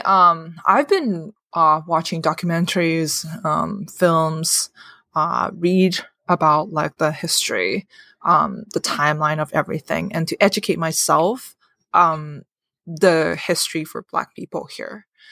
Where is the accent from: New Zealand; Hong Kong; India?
Hong Kong; moved away as an adult; now in United States; I'm born and raised in Hong Kong and came to America a few years